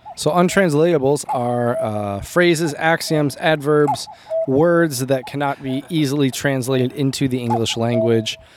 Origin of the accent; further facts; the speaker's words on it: United States; I'm American